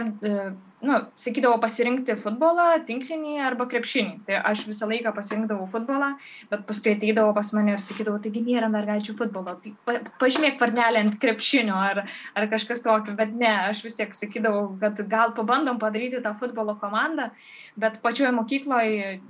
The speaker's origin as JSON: {"language": "Lithuanian", "town": "Varėna", "region": "Alytus County", "country": "Lithuania", "tie": "born or raised there", "moved": "yes", "said": "kai aš išsikraušiau iš, varė, iš savo gimtojo miestelio Varieno"}